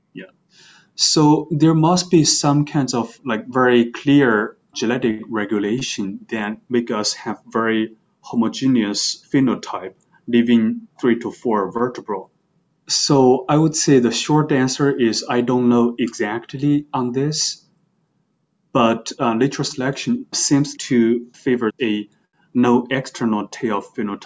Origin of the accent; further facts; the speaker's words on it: China; moved away as an adult; also born or lived in Beijing; now in New York, United States; I grew up in China and then I went to Beijing for my undergraduate studies